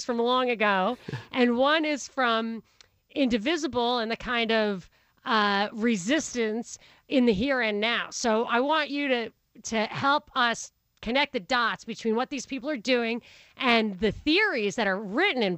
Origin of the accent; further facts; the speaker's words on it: Rockland County, New York, United States; also born or lived in Brooklyn; I'm from Rockland County, which is the blue-collar suburb on the other side of the river.